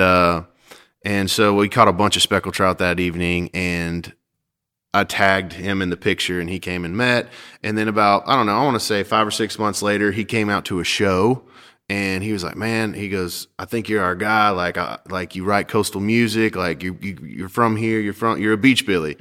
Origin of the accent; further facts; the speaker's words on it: Perdido Key, Florida, United States; now in Nashville, United States; I grew up in Perdido Key, Florida